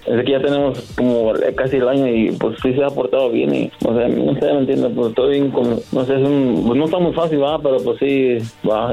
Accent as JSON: {"language": "Spanish", "country": "Mexico", "also_born_or_lived": "Querétaro / Guadalajara", "said": "soy de Querétaro y de Guadalajara"}